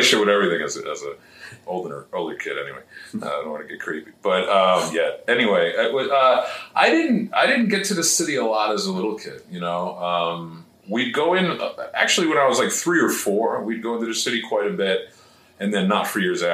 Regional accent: Suffolk County, Long Island, New York, United States; now in Upper Nyack, United States; I'm originally from Long Island, so, adjusted to the upper state situation

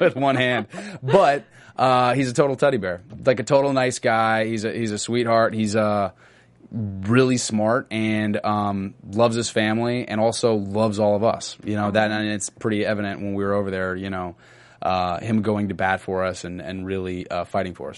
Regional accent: Austin, Texas, United States; moved away; I get to go back to Austin and do like a screening for all these folks in Austin. You get to do like a Q and A, but I get to go back to my hometown

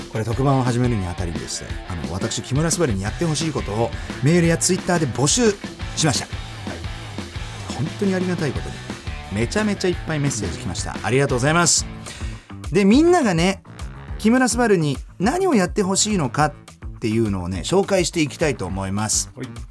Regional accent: Germany; 1990年6月29日ドイツ生まれの30歳

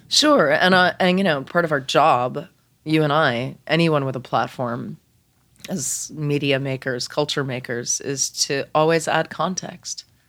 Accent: Lexington, Massachusetts, United States; also born or lived in Boston; I grew up in Lexington

